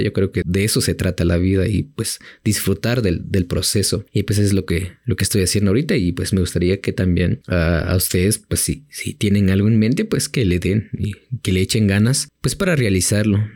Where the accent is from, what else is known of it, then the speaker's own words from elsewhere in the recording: Chimaltenango, Guatemala; del el municipio pues de, de donde soy, em, le dicen tierra del comal, del membrillo y del durazno